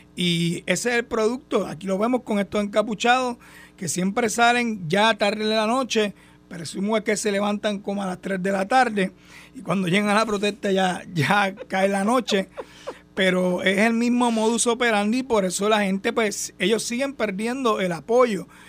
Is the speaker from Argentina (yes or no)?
no; Puerto Rico; somos hermanos puertorriqueños